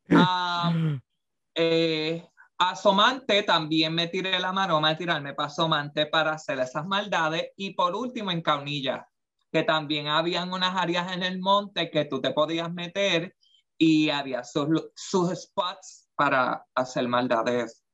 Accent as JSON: {"language": "Spanish", "town": "Aibonito", "country": "Puerto Rico", "tie": "born or raised there", "moved": "yes", "said": "yo creciendo en Hay Bonito"}